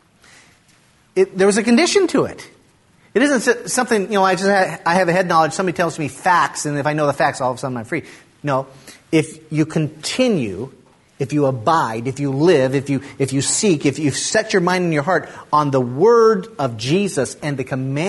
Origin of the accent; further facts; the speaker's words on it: United States; you're an American